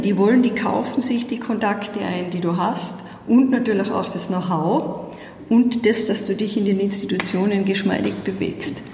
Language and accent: German; Tyrolean Unterland, Austria; accent: Tyrolean Unterland dialect; moved away as an adult; now in Brussels, Belgium; Man hört's an meinem Dialekt, ich bin ja immer nur zuzuordnen, ganz klar im, im Tiroler Unterland